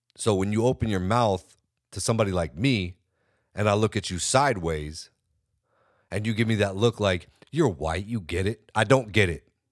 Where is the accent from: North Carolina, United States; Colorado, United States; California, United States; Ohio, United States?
California, United States; I'm from California. I'm from California.